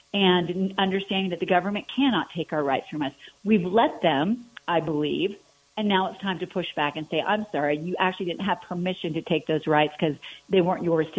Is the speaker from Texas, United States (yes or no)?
no; Aurora, Colorado, United States; growing up on Lowry Air Force Base in Aurora, my dad was a lieutenant colonel in the Air Force.